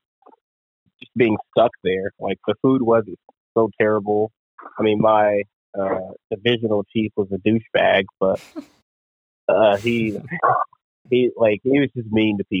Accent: Colorado, United States; moved away as an adult; also born or lived in Washington State; I grew up in Colorado

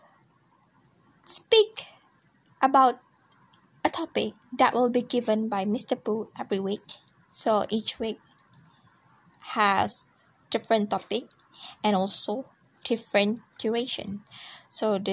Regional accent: Hulu Selangor, Malaysia; English is a second language; also born or lived in Sandakan, Sabah; I was born in Sabah, but I pretty much grew up in Hulu Selangor

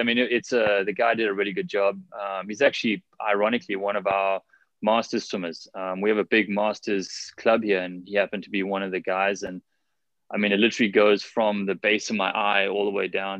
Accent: South Africa; also born or lived in California; now in Honolulu, United States; growing up in South Africa

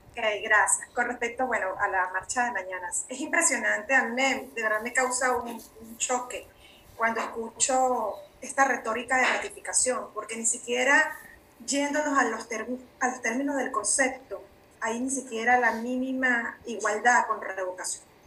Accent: Venezuela; moved away as an adult; now in Mexico; mi país de origen Venezuela

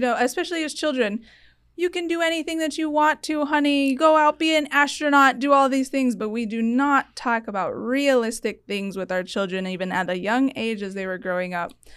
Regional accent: Tucson, Arizona, United States; also born or lived in Washington, D.C.

